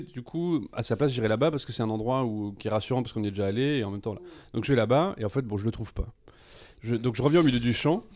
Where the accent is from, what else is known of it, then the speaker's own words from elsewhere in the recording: Nîmes, Occitania, France; je suis né à Nîmes